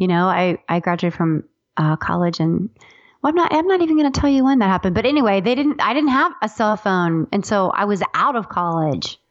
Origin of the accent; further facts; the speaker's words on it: Ohio, United States; I'm from Ohio